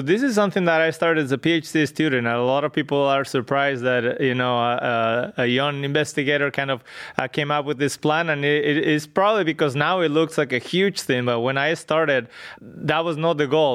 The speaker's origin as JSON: {"language": "English", "region": "northwest Spain", "country": "Spain", "tie": "born or raised there", "moved": "as an adult", "said": "I grew up in Spain, in a north, northwest, uh, part of Spain"}